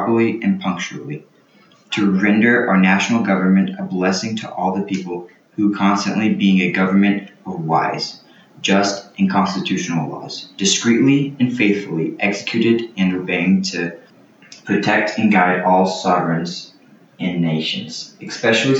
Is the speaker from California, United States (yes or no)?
no; Texas, United States; I'm 15 and I'm from Texas